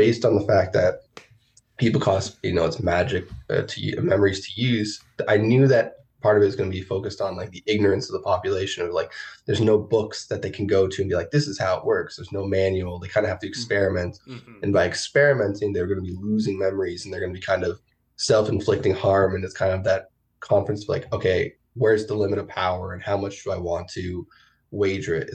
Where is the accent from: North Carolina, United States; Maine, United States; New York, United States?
New York, United States; I grew up in New York around 9/11, and I was a kid.